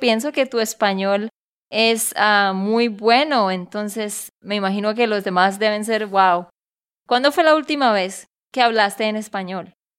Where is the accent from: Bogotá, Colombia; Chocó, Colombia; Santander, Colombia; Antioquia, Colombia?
Santander, Colombia; de Santander, Colombia.